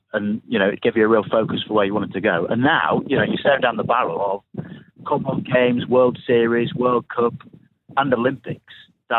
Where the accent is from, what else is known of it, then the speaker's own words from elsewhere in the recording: England, United Kingdom; as an Englishman